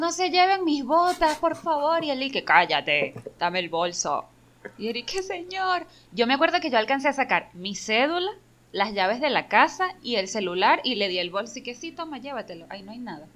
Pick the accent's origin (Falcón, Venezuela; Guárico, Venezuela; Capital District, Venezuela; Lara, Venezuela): Capital District, Venezuela; Caracas; crecí ahí